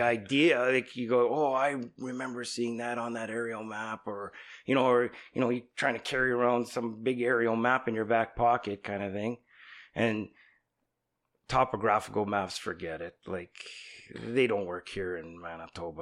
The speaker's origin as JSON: {"language": "English", "town": "San Andreas", "region": "California", "country": "United States", "tie": "born or raised there", "said": "I grew up in San Andreas"}